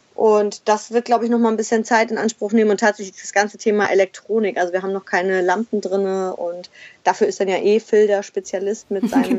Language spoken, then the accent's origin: German; Schleswig-Holstein, Germany; moved away as an adult; also born or lived in Berlin / Hamburg / Mexico; Ich komme selber aus Schleswig-Holstein, also ich bin also quasi der Heimat auch wieder näher gekommen